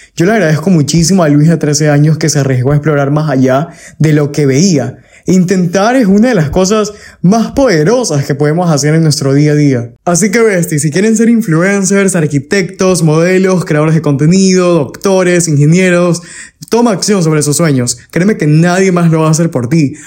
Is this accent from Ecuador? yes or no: yes; Ecuador; como ecuatoriano orgulloso